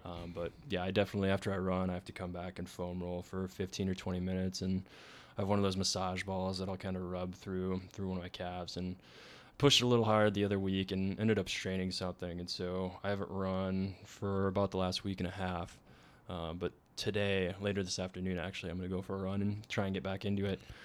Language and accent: English; Minnesota, United States; we're both from Minnesota